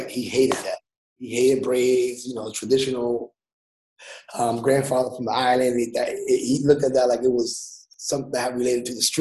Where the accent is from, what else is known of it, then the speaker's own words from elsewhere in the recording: Lawrence, Massachusetts, United States; raised in Lawrence. Um, it's actually a small city.